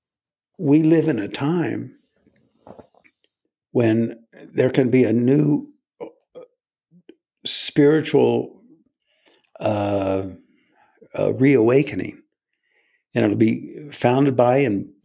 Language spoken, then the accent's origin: English; United States; I was born in America.